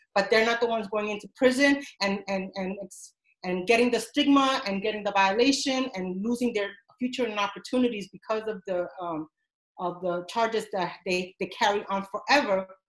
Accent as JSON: {"language": "English", "country": "Dominican Republic", "second_language": "English", "moved": "yes", "lives_now": "New York City, United States", "said": "I am an immigrant from the Dominican Republic, and um, I come from a huge family. And I was the first person to learn English"}